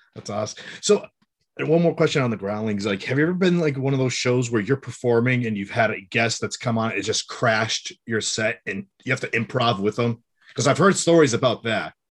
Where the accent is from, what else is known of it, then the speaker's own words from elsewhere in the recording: Western Massachusetts, United States; I'm from Massachusetts also, but I'm, I'm, like, from Western Mass.